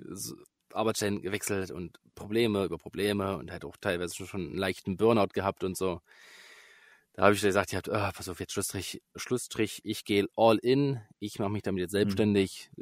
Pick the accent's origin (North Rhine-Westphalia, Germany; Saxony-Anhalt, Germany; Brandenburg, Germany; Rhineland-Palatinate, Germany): Saxony-Anhalt, Germany; Börde district; ich komme aus Sachsen-Anhalt, aus, mhm. äh, speziell aus dem Landkreis Börde.